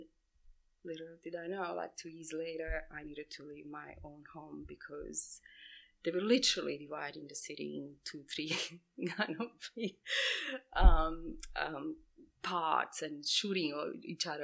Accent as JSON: {"language": "English", "town": "Sarajevo", "country": "Bosnia & Herzegovina", "tie": "born or raised there", "also_born_or_lived": "Split, Croatia", "moved": "yes", "lives_now": "Sydney, Australia", "said": "I was born in Bosnia, Sarajevo, so I left Bosnia when the war started in 1992"}